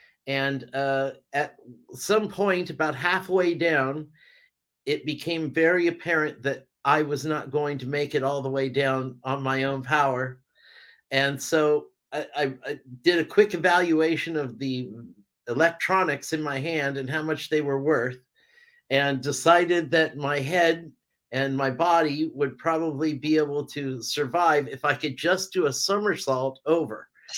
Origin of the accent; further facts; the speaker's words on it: California, United States; also born or lived in Vancouver Island, Canada; now in Amsterdam, Netherlands; I'm originally from California and I've lived all around the world. I lived in Canada for 10 years on Vancouver Island and raised my daughter there.